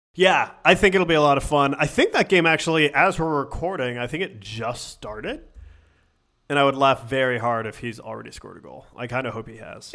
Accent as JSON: {"language": "English", "town": "Syracuse", "region": "New York", "country": "United States", "said": "I'm from Syracuse, and my dad's, like, a Syracuse super fan"}